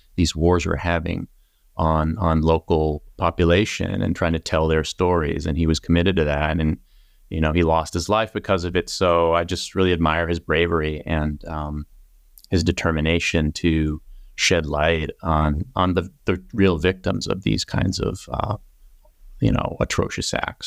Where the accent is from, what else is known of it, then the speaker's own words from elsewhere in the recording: Plymouth, Massachusetts, United States; moved away as an adult; now in West Coast, United States; I'm from the East Coast